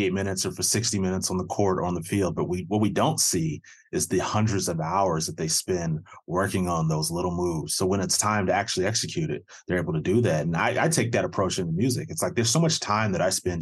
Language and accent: English; Cleveland, Ohio, United States; I played in Cleveland. I grew up in Cleveland.